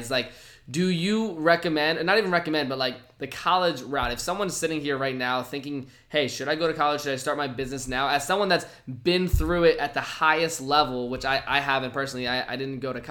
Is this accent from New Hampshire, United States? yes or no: no; Virginia, United States; I grew up in Virginia